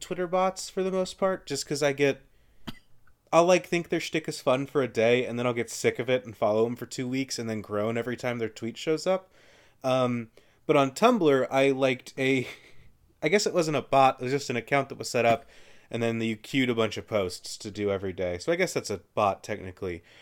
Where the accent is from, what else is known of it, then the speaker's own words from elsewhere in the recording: Kentucky, United States; I grew up in Kentucky, which means that, like, there's a lot of things that I take for granted as being the wrong pronunciation of things